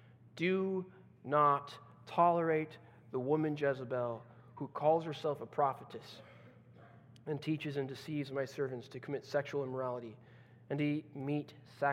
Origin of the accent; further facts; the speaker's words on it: Brazil; now in Netherlands; I remember growing up in Brazil, and as a missionary kid